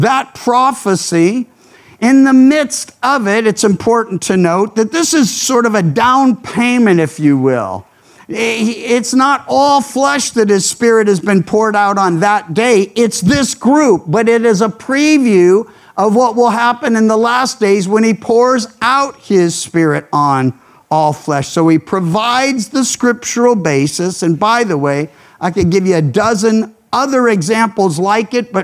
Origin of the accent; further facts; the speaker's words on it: the South, United States; now in California, United States; I grew up in the South